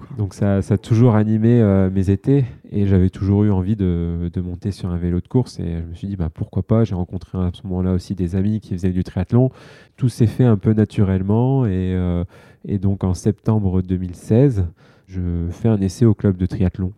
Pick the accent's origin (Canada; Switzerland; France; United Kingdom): France; en tant que Français